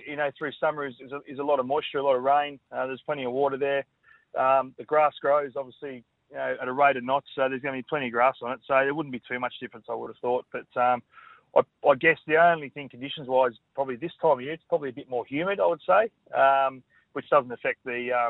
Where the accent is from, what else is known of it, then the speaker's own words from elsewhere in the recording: Queensland, Australia; as a Queenslander